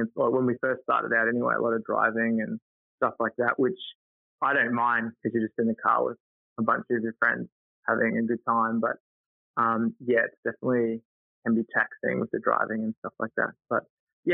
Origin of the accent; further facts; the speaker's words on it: Townsville, Queensland, Australia; moved away; also born or lived in Brisbane; I grew up in Townsville